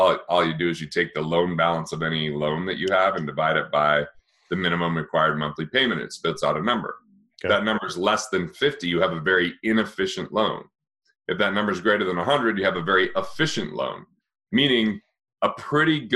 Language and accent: English; Utah, United States; I grew up in Utah, and you just didn't, you know, I didn't really have any Asian friends, you know, in a small rural town.